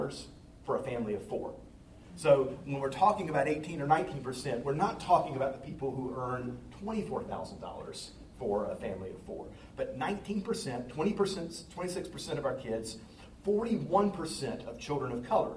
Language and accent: English; Charlotte, North Carolina, United States; my hometown, Charlotte